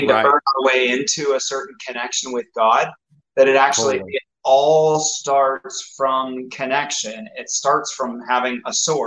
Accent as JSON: {"language": "English", "country": "United States"}